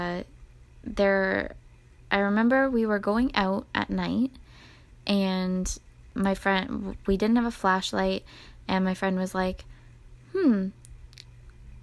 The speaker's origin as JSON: {"language": "English", "country": "Canada", "said": "we're from Canada"}